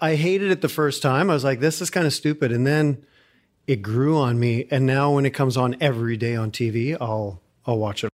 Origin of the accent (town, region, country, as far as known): Calgary, Alberta, Canada; moved away as an adult; now in Houston, United States